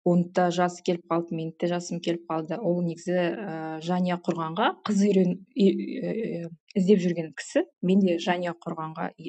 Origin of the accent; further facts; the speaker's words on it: Jambyl Region, Kazakhstan; moved away as an adult; now in Austria; ыыы өзім жамбыл облысының тумасымын осы төрт жылдай болды австрия елінде тұрып жатырмын деген венаның қасындағы кішкентай қалашықта